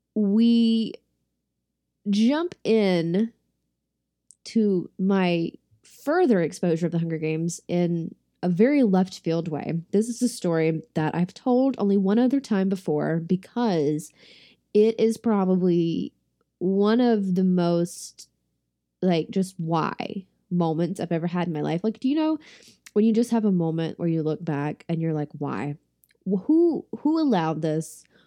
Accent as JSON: {"language": "English", "town": "Shelby", "region": "North Carolina", "country": "United States", "tie": "born or raised there", "said": "my hometown of Shelby, North Carolina"}